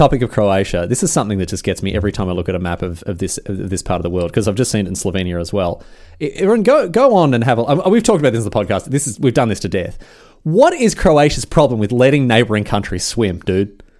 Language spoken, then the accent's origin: English; Australia; Yes, I'm Australian.